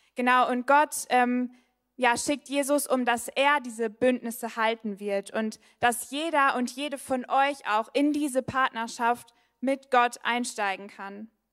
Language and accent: German; Bielefeld, North Rhine-Westphalia, Germany; now in Heidelberg, Germany; ich komme ursprünglich aus Bielefeld